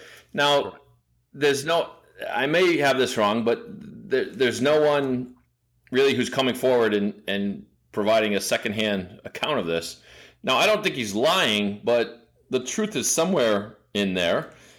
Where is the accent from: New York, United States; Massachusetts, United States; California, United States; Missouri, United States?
Massachusetts, United States; Boston; I'm a bitter Boston guy.